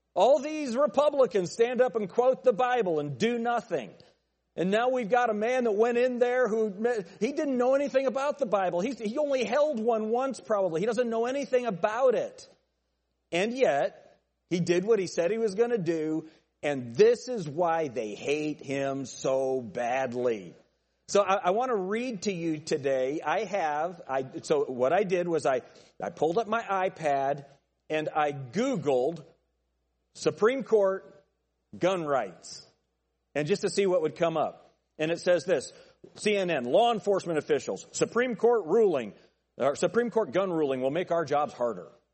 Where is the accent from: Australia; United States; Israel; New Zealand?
United States; I'm an American